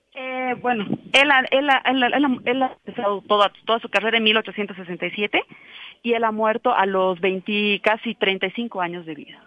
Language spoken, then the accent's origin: Spanish; La Paz, Bolivia; como paseños y también como bolivianos